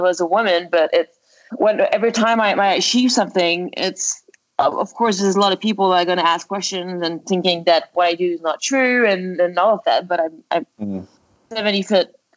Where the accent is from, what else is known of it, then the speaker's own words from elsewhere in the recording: Montreal, Quebec, Canada; moved away; also born or lived in Florida; Right now I'm in my hometown. I'm in Montreal.